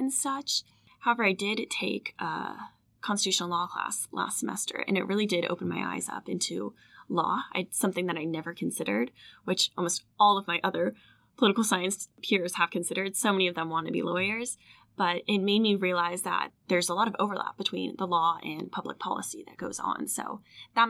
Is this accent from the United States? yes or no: yes; Virginia, United States; I'm from Virginia